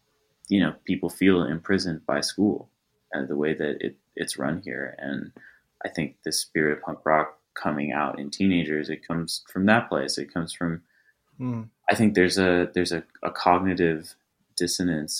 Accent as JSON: {"language": "English", "town": "Los Angeles", "region": "California", "country": "United States", "tie": "born or raised there", "said": "I grew up in the South Bay, near the beach"}